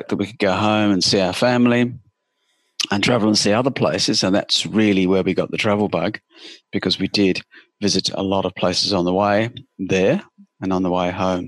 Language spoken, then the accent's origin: English; United Kingdom; moved away as an adult; now in Sydney, Australia; I live in Coogee, which is New South Wales, Eastern Beaches in Australia, and I'm from the UK. I was born there, but I've been in Australia now for 39 years.